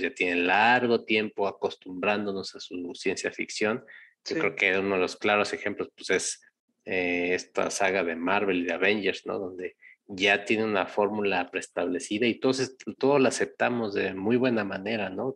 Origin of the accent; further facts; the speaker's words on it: Mexico; nosotros, como mexicanos, no quiero generalizar como latinoamericanos